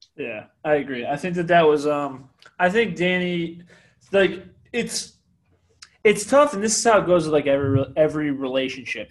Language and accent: English; Connecticut, United States; I'm from Connecticut, so I'm a UConn guy